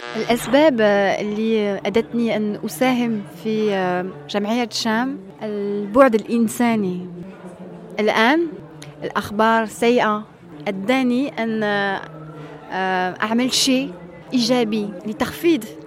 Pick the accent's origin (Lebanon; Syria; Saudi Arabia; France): France; Arabic is a second language; وأنا كفرنسية كصحفية كمواطنة مواطنة في في بلدي